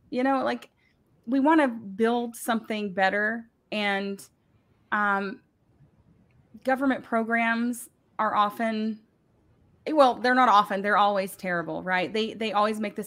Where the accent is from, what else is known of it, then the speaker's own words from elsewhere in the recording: the South, United States; we're from the South